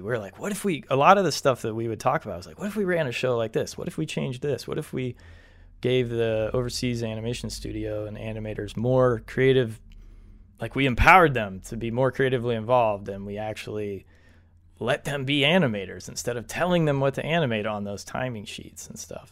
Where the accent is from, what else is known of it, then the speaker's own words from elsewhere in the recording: United States; We are two white American dudes